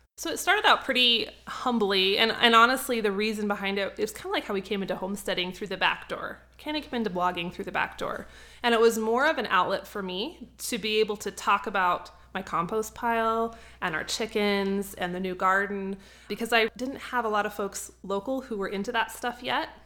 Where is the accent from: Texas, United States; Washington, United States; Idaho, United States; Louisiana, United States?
Idaho, United States; North; moved away as an adult; also born or lived in Cheyenne, Wyoming; So I was originally from North Idaho. I moved all the way down to Cheyenne, about twelve hundred miles to go to school